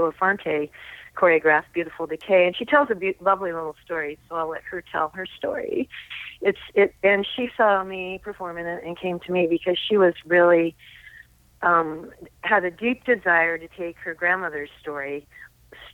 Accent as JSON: {"language": "English", "region": "Ohio", "country": "United States", "said": "I come from Ohio, so really I always feel like my roots are in Appalachian storytelling and the people I grew up around"}